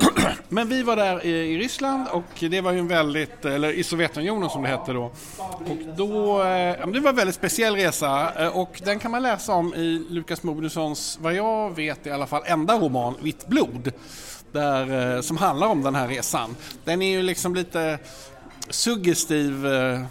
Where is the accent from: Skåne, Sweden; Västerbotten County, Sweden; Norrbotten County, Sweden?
Skåne, Sweden; Malmö; jag är ju då från Malmö